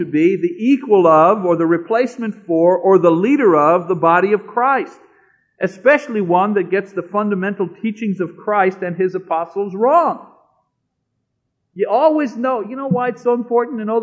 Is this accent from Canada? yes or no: yes; Canada; I'm a Canadian